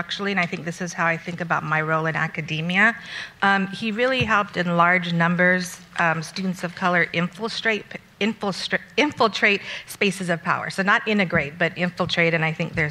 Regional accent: Montebello, California, United States; I'm from Montebello, right next to Pico Rivera

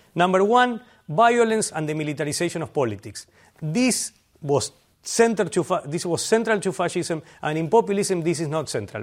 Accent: Argentina; moved away; I'm from Argentina

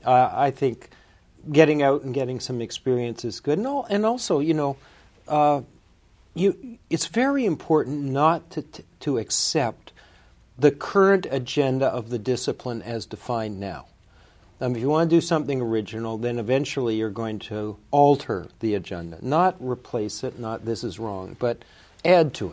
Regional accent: Canada; also born or lived in New Jersey / Ottawa / Winnipeg / Toronto; I was born in New Jersey. Um, uh, my mother did that on purpose, but my family's Canadian, and I uh, I grew up in in Canada, Ottawa during the war, Winnipeg, and then Toronto.

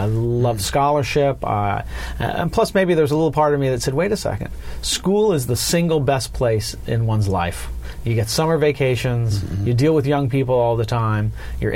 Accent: Los Angeles, California, United States; I was born and raised in Southern California

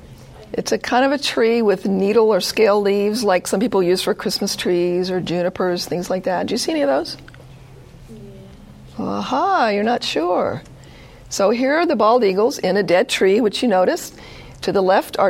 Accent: the South, United States; moved away; I grew up in the South

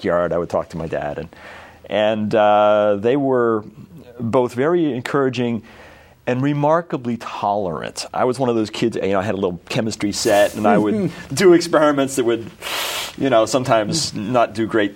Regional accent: New Jersey, United States; I grew up in New Jersey

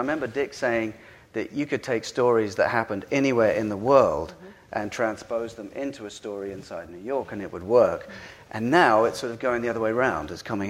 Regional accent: United Kingdom; I'm a Brit

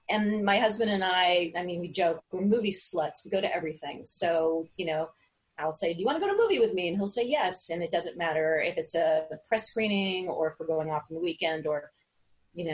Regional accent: New York City, New York, United States; I grew up in St. Mark's Place in the East Village, and Theater 80. St. Mark's, when I was growing up, was a second run theater

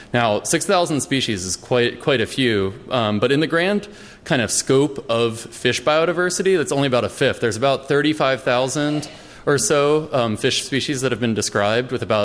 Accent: East Coast, United States; I grew up on the East Coast.

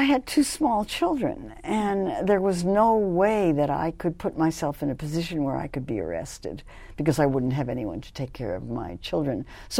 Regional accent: Los Angeles, California, United States; also born or lived in New York City; Well, actually, I grew up in Los Angeles because my family moved to Los Angeles when I was 12.

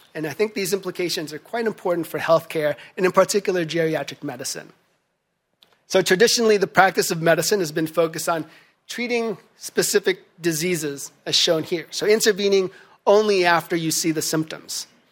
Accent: Philippines; moved away; my home country of the Philippines

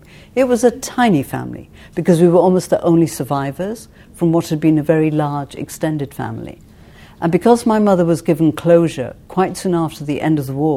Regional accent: Cardiff, Wales, United Kingdom; also born or lived in Mauthausen, Austria / Prague, Czechoslovakia; it's all because of Bob's father that I grew up in South Wales

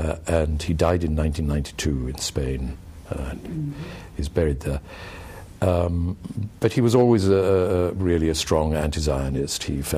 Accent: Pakistan; also born or lived in Saudi Arabia / India; Well, I was born in Saudi Arabia, actually, because my mother comes from there, and my parents moved when I was a couple of years old to India and then eventually to Pakistan. Mm-hmm. So I was raised both in India and in Pakistan.

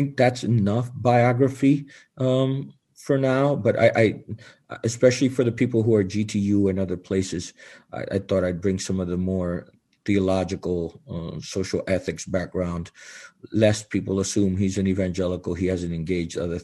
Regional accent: New Jersey, United States; I am a Jersey Rican. That means I was born in New Jersey of Puerto Rican parents.

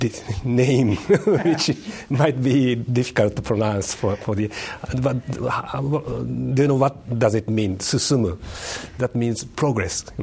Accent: Tokyo, Japan; English is a second language; also born or lived in Kanazawa; Uh, I was born in Tokyo, in 1948, uh, and I was raised there.

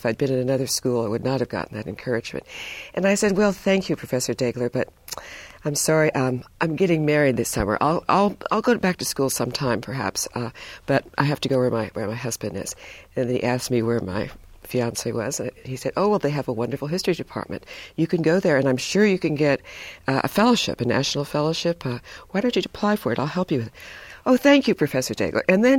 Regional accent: Hibbing, Minnesota, United States; born there; also born or lived in East Coast; now in California, United States; I was born in Minnesota, Hibbing, Minnesota, Bob Dylan country, maybe one of the coldest places in the world. And then I moved quite a lot, went to college and graduate school on the East Coast, and then came to California

